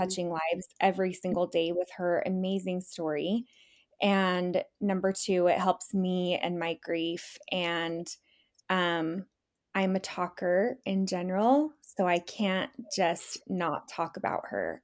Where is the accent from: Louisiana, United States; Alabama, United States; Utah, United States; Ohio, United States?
Utah, United States; born and raised in Utah.